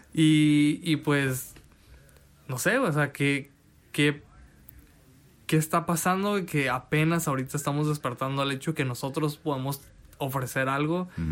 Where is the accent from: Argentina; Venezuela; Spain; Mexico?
Mexico; como mexicanos rechazamos lo que está siendo creado en nuestro propio mm, idioma